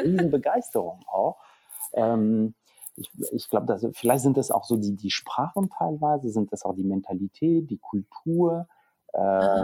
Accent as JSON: {"language": "German", "country": "Belgium", "tie": "born or raised there", "second_language": "German", "moved": "as an adult", "lives_now": "Hamburg, Germany", "said": "in der Schule in Belgien Niederländisch als erste, äh, Fremdsprache"}